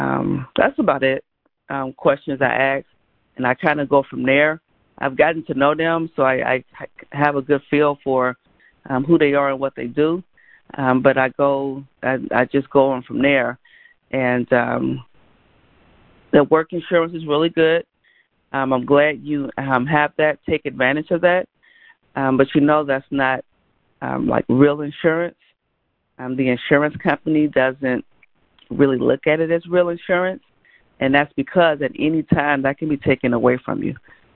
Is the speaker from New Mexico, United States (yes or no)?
no; Gary, Indiana, United States; I grew up in Gary, Indiana.